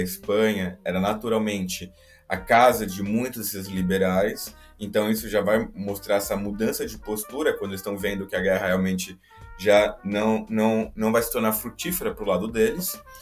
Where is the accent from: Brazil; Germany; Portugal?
Portugal; voltando aqui para a minha terrinha, para Portugal